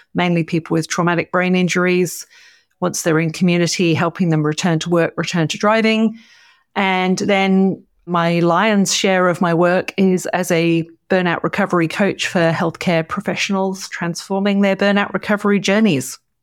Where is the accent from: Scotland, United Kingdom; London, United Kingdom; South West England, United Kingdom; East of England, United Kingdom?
East of England, United Kingdom; Cambridge; now in Orange, Australia; I grew up in the U K. I grew up in Cambridge